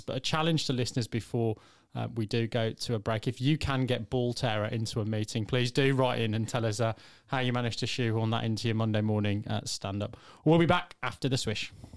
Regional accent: England, United Kingdom; as an English fan

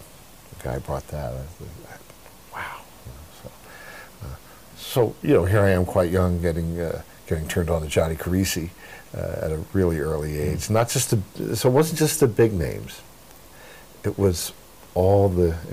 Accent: near Atlantic City, New Jersey, United States; I grew up near Atlantic City, New Jersey

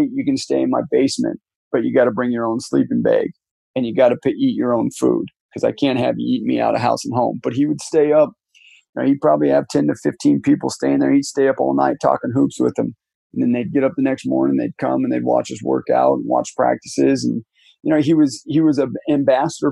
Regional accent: Wyoming, United States; moved away; I'm from Wyoming

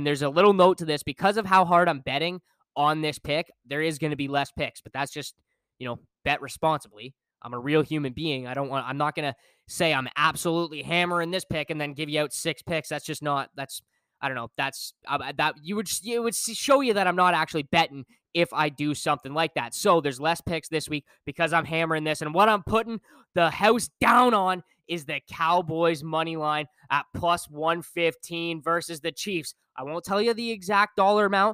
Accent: Canada; as a Canadian

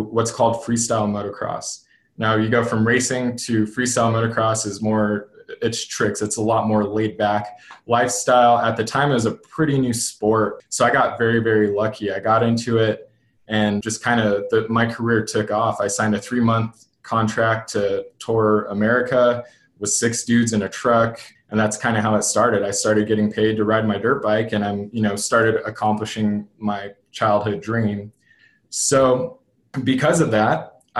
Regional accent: Albuquerque, New Mexico, United States; growing up in Albuquerque, New Mexico

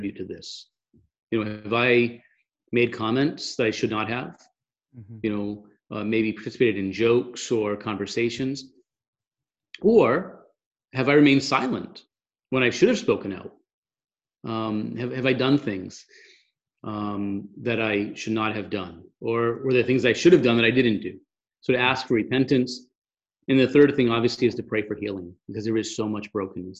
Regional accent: Massachusetts, United States; I'm from Massachusetts and we sort of have that biting, sarcastic, cynical personality

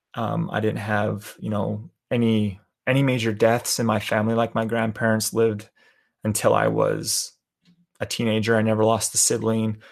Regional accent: Calgary, Alberta, Canada; moved away; I was born and raised in Calgary, Alberta, Canada.

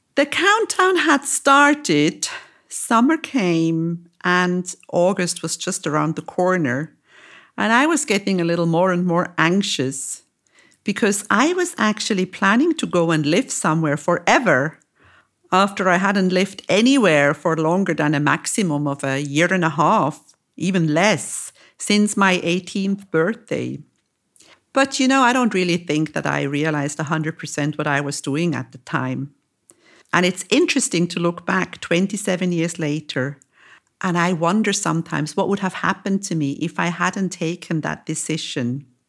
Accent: Lucerne, Switzerland; moved away as an adult; also born or lived in Zurich; now in Cyprus; moved to my hometown, to Lucerne

